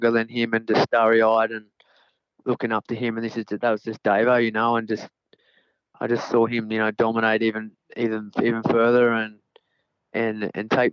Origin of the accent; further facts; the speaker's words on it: Narrabeen, New South Wales, Australia; we're from Narrabeen